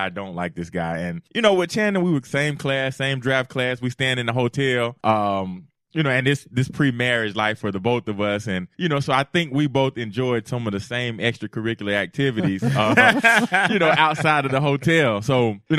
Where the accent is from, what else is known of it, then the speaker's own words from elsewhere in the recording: Cartersville, Georgia, United States; moved away as an adult; also born or lived in Auburn, Alabama / Miami, Florida; I'm a kid from Cartersville, Georgia